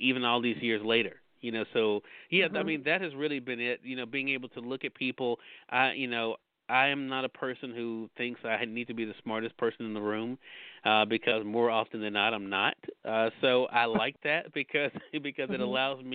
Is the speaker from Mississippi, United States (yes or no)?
yes; Mississippi, United States; I was presented the opportunity to start on radio in my home state of Mississippi